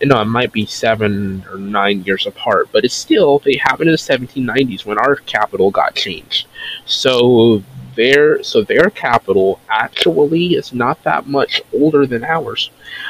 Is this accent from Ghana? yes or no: no; North Carolina, United States; my home state of North Carolina